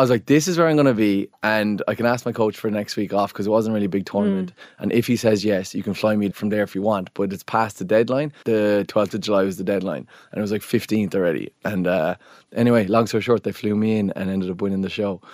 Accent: Ireland; especially as Irish people

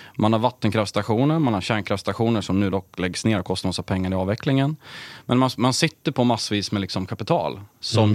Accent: Sundsvall, Västernorrland County, Sweden; Jag började jobba på ett elbolag som fanns i Sundsvall där jag är uppvuxen

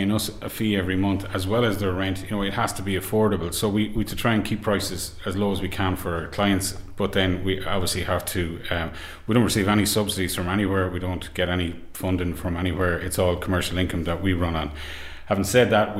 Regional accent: Carrick-on-Shannon, Connacht, Ireland; I'm from Carrick and Shannon

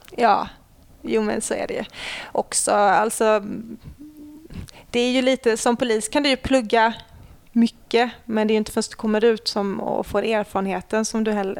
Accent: Lund, Skåne, Sweden; born or raised there; also born or lived in Ängelholm

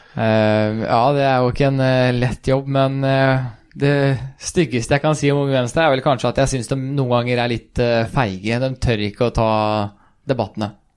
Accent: Sarpsborg, Viken, Norway; also born or lived in Sweden; jeg er født i Sverige, men flytta til Norge ganske tidlig og har gått hele skoleløpet fra første klasse på barneskolen i, i Norge. Flytta vel da jeg var eh, fem år

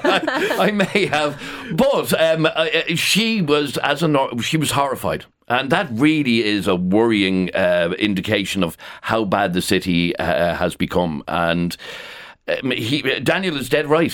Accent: Dublin, Leinster, Ireland; born and bred in Dublin.

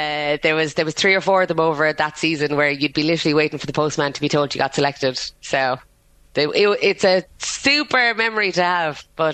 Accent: Munster, Ireland; I got in by the skin of my teeth. But I was from Cork. I was so far away.

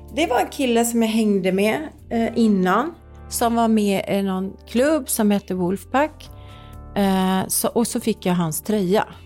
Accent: Gothenburg, Västra Götaland, Sweden; Jag kommer från Göteborg

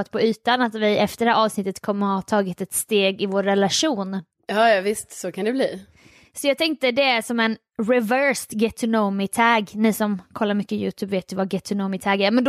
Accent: Lund, Skåne, Sweden; var växte jag upp? Lund. Ja. Villagatan.

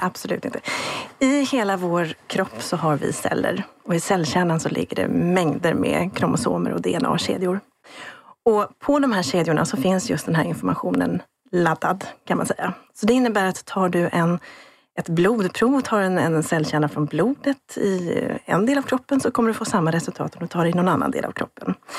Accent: Sweden; jag som svensk forskare

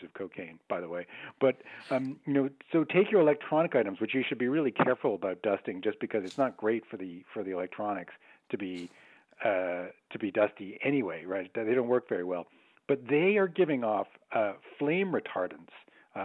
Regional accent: Canada; I'm Canadian

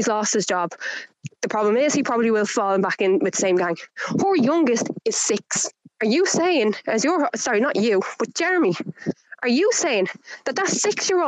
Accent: Clondalkin, Leinster, Ireland; I'm from Clondalkin

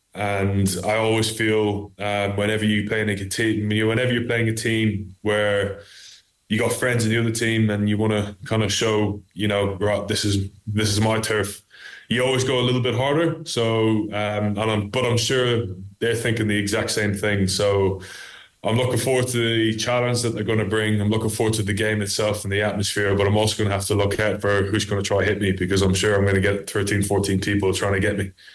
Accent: Ireland; I grew up in Ireland, so I actually started off with Gaelic

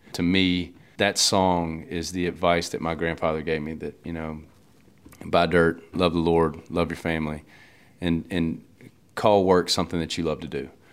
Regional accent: Louisiana, United States; growing up in Louisiana

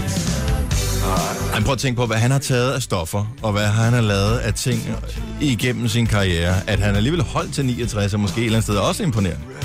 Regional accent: Esbjerg, Southern Denmark, Denmark; Min fødeby

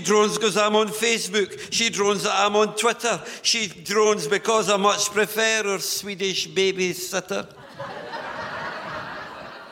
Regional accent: Newtongrange, Scotland, United Kingdom; I come from Newton Grange, a little Midlothian mining village

